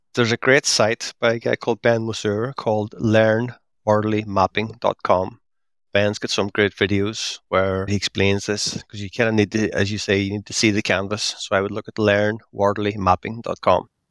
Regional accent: Derry, Northern Ireland, United Kingdom; now in Belfast, United Kingdom; So, I'm based in Belfast. I'm from Derry, up in the very northwest of Ireland.

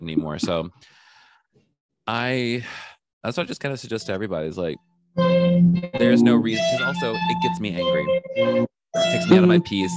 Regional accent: the South, United States; I grew up in the South

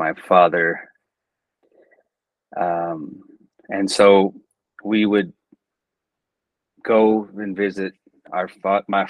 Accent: Texas, United States; I grew up in Texas, great state of Texas

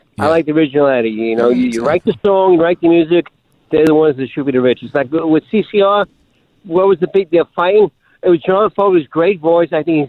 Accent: New York City, New York, United States; also born or lived in Brooklyn, New York; I'm from Staten Island, New York. Well, I was born in Brooklyn like you.

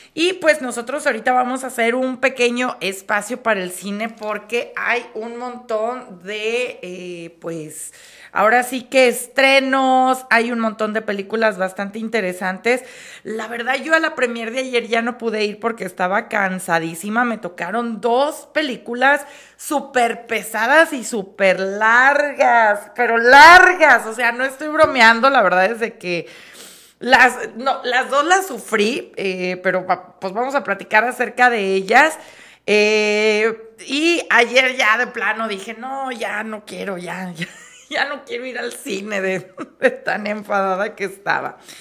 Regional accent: Mexico

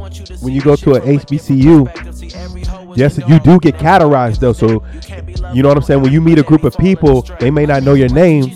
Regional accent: Alexandria, Virginia, United States; I'm from Alexandria.

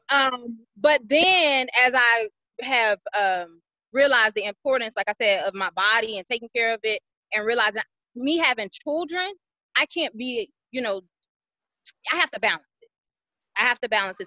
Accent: Atlanta, Georgia, United States; moved away as an adult; now in Dallas, United States; I am originally from Atlanta, Georgia. I have been in Dallas, Texas three years.

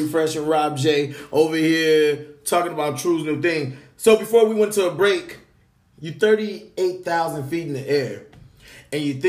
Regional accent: Los Angeles, California, United States; born or raised there

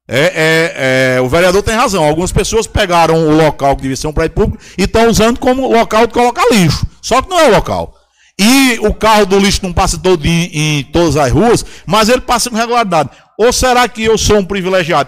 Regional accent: Pitombeira, Paraíba, Brazil; desde que eu nasci na Pitombeira

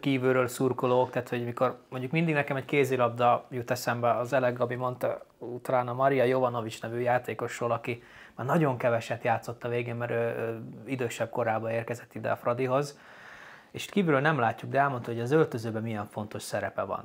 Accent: Upper Hungary, Felvidék, Slovakia; felvidéki magyarként

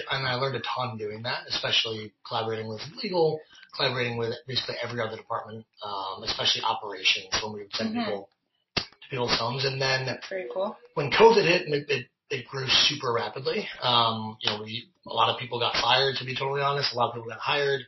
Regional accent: Connecticut, United States; moved away as an adult; also born or lived in San Francisco, California; now in Los Angeles, United States; I am from Connecticut. I grew up with Matt, actually. We were best friends since high school

